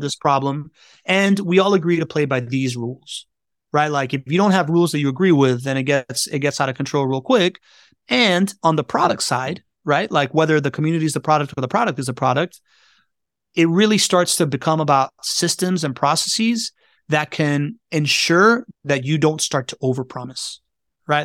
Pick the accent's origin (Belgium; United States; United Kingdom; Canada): United States; Miami, Florida; I grew up in Miami